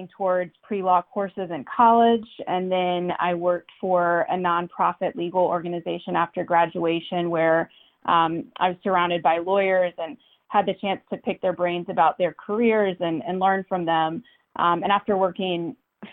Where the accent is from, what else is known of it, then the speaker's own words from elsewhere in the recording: Charlottesville, Virginia, United States; moved away as an adult; now in Washington, D.C., United States; I grew up in Charlottesville, Virginia